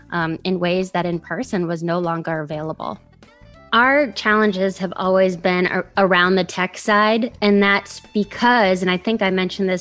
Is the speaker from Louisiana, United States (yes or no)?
yes; New Orleans, Louisiana, United States; I'm from New Orleans, Louisiana